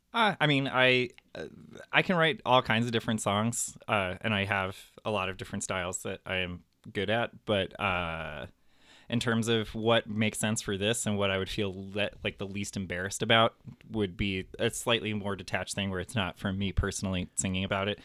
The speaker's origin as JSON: {"language": "English", "town": "Highland Park", "region": "Illinois", "country": "United States", "tie": "born or raised there", "said": "Highland Park"}